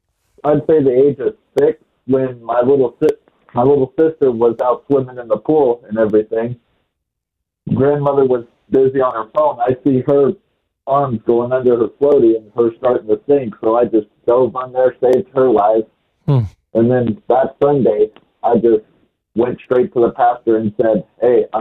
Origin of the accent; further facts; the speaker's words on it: California, United States; now in Texas, United States; growing up in California